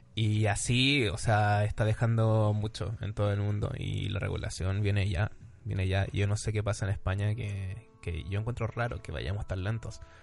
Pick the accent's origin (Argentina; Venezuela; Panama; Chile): Chile; now in Madrid, Spain; soy chileno